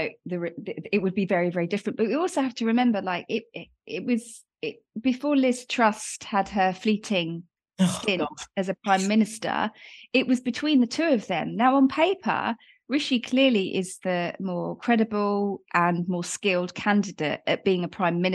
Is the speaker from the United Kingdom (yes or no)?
yes; Watford, East of England, United Kingdom; my brother and I, we were born in Hertfordshire